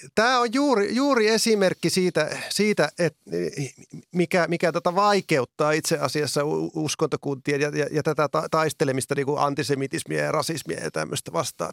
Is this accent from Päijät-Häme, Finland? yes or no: no; Oulu area, North Ostrobothnia, Finland; minun kotiseudullani niin Oulun alueella